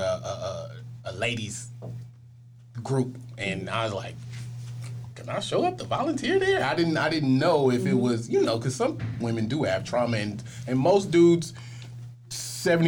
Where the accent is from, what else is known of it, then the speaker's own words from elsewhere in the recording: Richmond, California, United States; I was from Richmond